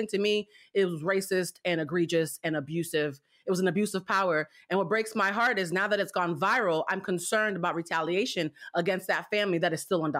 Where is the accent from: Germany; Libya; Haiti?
Haiti; also born or lived in Cuba; now in United States; I'm from Haiti and Cuba.